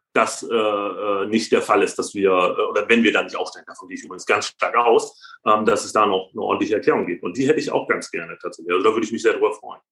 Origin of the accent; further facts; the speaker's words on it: Bremen, Germany; ich bin auch Bremer